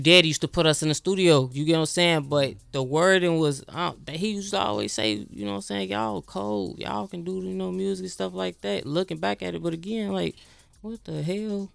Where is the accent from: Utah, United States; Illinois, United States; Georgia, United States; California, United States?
Illinois, United States; Chicago; I'm from Southside Chicago